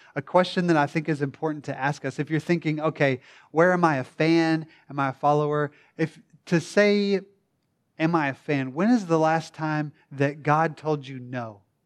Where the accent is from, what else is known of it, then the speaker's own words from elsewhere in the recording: the Bible Belt, United States; I was born and raised in the Bible Belt